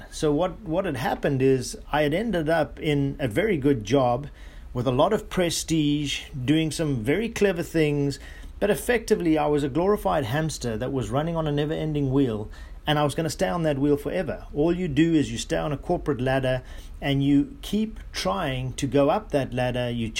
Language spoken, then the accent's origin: English; South Africa; I grew up in South Africa or Southern Africa. As you guys may know, that the bees that come from that part of the world are what we call killer bees, and extremely aggressive.